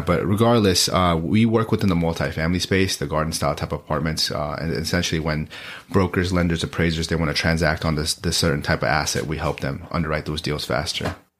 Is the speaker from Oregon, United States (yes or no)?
yes; Beaverton, Oregon, United States; born or raised there; also born or lived in Gangtok, Sikkim, India